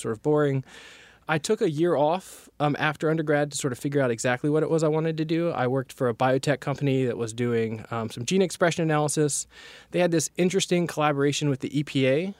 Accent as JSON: {"language": "English", "region": "North Carolina", "country": "United States", "said": "I'm originally from North Carolina"}